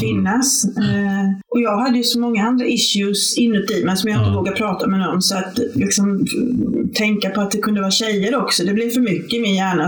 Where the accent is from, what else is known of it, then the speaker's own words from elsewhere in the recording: Varberg, Halland County, Sweden; moved away as an adult; also born or lived in Lund; jag kom ju från Varberg ursprungligen, så flyttade jag ner till Lund